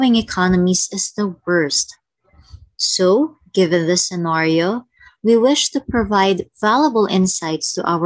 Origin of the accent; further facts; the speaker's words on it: Philippines; from the Philippines